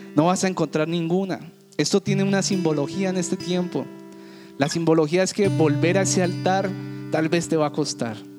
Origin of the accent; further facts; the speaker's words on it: Cali, Valle del Cauca, Colombia; en Cali, en la ciudad que yo me crié, en la ciudad que nací